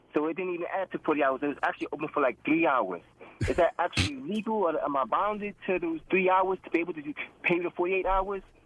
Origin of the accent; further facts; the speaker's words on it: New York City, New York, United States; now in West Virginia, United States; I'm in West Virginia right now, but I'm from Brooklyn, New York